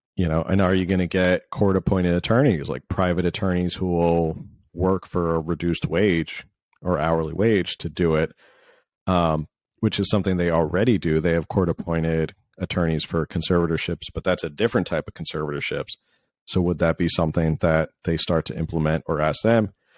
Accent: California, United States; as a Californian

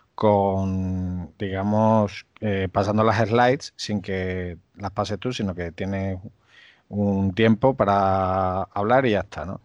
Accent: Cáceres, Extremadura, Spain; yo soy de Extremadura, de Cáceres

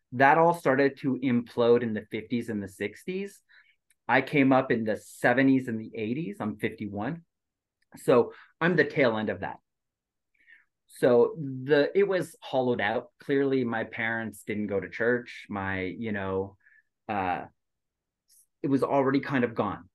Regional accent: Quebec, Canada; also born or lived in Asia; now in Southern California, United States; as a Quebecer

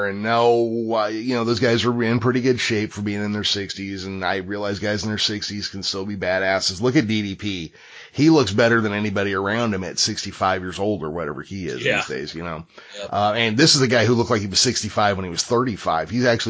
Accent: Midwest, United States; accent: Middle American; I had an accent, and I have the most Middle America, North American, you can't tell where I'm from by my accent

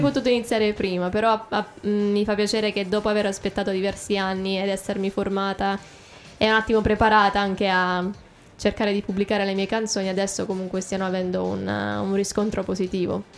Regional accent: Italy; accent: Italian; also born or lived in America; now in England; mio accento italiano

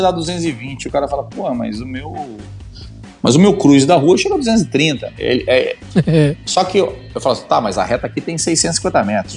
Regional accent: Rio de Janeiro, Brazil; also born or lived in Argentina; Eu sou do Rio, eu, eu comecei a pilotar no Rio de Janeiro, em Jacarepaguá

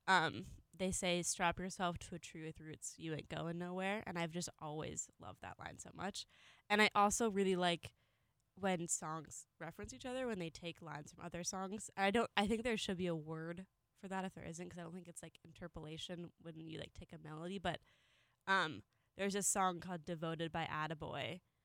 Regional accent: California, United States; I'm from California

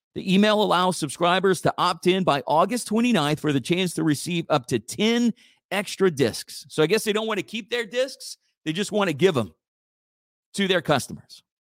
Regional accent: Church Point, Louisiana, United States; my hometown of, of Church Point

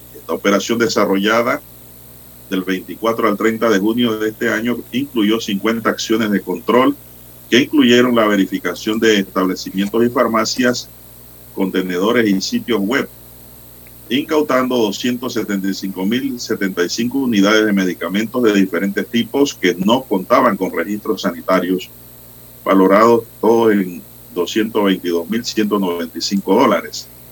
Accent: Panama; como panameño

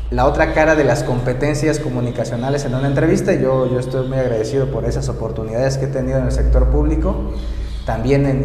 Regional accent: Mexico City, Mexico; Pues yo soy de acá, yo soy de la capital. Sin embargo, mucha gente eh, siente su identidad de donde es su familia. Y entonces, este, pero yo me siento capitalino, soy de acá

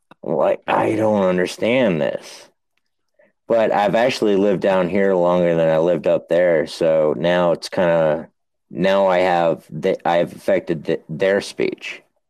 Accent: New Hampshire, United States; now in Virginia, United States; I live in Virginia, and I am from New Hampshire.

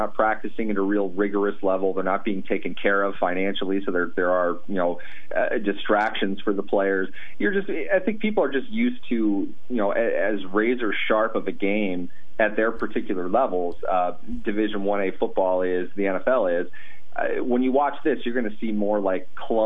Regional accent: Minneapolis, Minnesota, United States; I grew up in Minneapolis, St. Paul area.

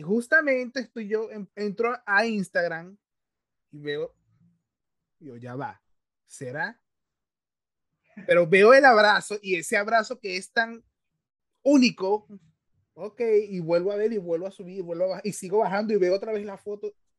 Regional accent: Carúpano, Sucre, Venezuela; yo soy de Carúpano

